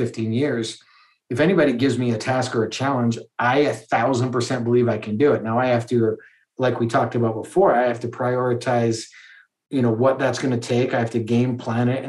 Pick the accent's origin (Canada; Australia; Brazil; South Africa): Canada; Calgary, Alberta; I grew up in Calgary, Alberta